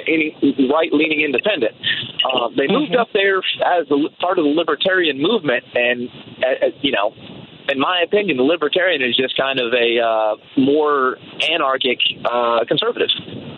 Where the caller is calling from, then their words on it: Columbia, South Carolina, United States; also born or lived in New Hampshire; I'm calling from South Carolina